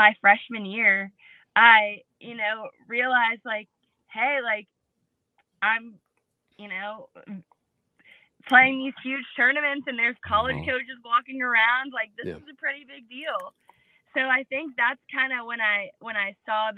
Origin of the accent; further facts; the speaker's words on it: Georgetown, South Carolina, United States; I'm from Georgetown, South Carolina, near the beach and the water.